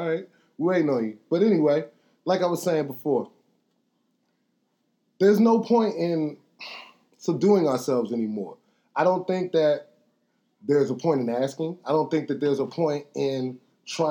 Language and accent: English; Washington, District of Columbia, United States; we come from Northwest DC